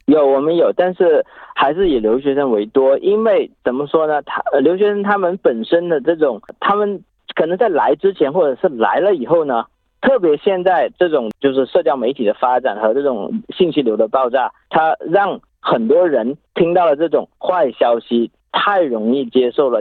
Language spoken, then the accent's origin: Chinese; China; moved away as an adult; now in Australia; 我来自中国，然后十三年了，在澳洲